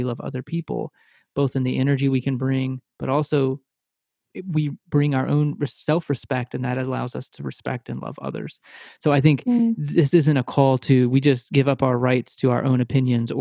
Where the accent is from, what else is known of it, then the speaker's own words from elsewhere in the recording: Texas, United States; now in Philadelphia, United States; I'm from Texas. We live near Philadelphia now